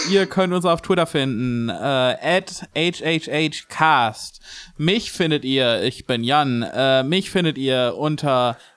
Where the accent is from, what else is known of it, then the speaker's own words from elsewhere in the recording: Germany; wir sind Deutsche, wir, wir es ist in unserem Blut.